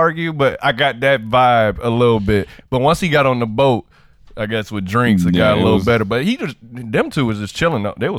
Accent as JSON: {"language": "English", "town": "Miami", "region": "Florida", "country": "United States", "said": "I'm from Miami"}